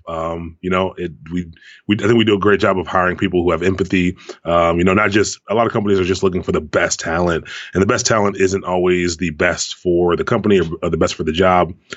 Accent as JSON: {"language": "English", "area": "Prince George's County", "region": "Maryland", "country": "United States", "tie": "born or raised there", "also_born_or_lived": "Washington, D.C. area", "moved": "as an adult", "lives_now": "Baltimore, United States", "said": "I grew up in Prince George's County"}